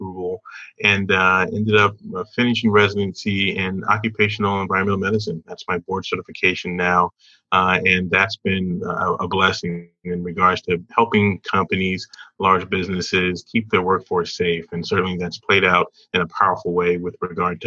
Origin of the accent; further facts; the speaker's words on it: the South, United States; moved away as an adult; also born or lived in Indiana; Born and raised in the South